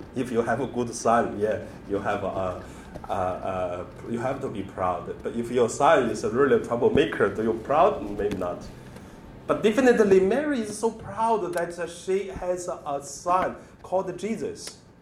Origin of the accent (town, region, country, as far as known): China; born or raised there; moved away